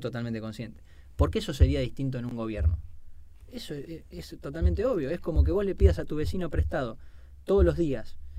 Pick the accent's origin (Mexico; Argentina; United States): Argentina